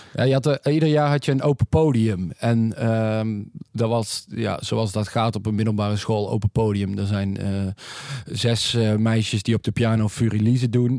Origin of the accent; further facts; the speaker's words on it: North Brabant, Netherlands; wij komen uit Brabant